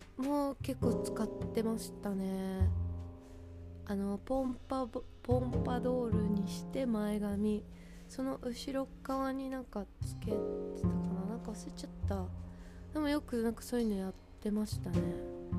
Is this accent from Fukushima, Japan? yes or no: no; Hokkaido, Japan; moved away; その時に北海道に帰ろうと思ってたら